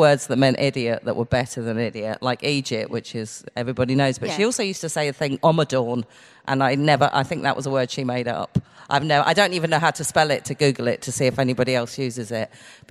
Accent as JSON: {"language": "English", "area": "Buckinghamshire", "region": "South East England", "country": "United Kingdom", "said": "I come from Buckinghamshire, which has no words that are just normal words. But my grandparents were all Irish"}